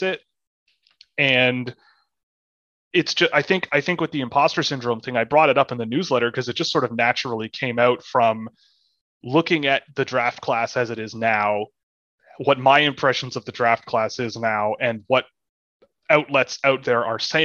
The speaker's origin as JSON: {"language": "English", "town": "Toronto", "region": "Ontario", "country": "Canada", "tie": "born or raised there", "said": "when I grew up, I mean, I'm from Toronto. I grew up playing hockey."}